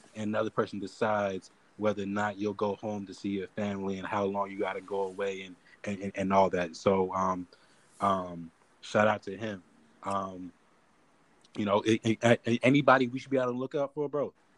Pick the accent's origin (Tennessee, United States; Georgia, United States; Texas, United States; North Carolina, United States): Georgia, United States; Atlanta; growing up in Atlanta